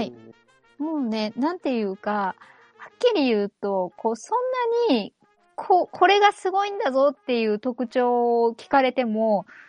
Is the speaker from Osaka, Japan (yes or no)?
yes; Osaka, Japan; born or raised there